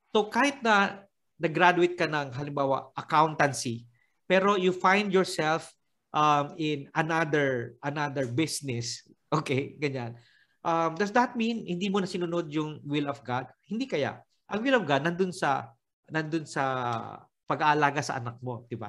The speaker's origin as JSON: {"language": "Tagalog", "region": "Bicol Region", "country": "Philippines", "said": "I went to the Penefrancha kay Ina because I'm Bicolano"}